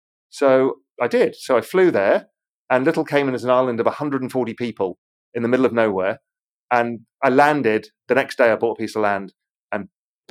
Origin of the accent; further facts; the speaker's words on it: England, United Kingdom; moved away as an adult; also born or lived in Spain / Mediterranean / Caribbean; I grew up in England. It's a shitty, rainy, cloudy, muddy country.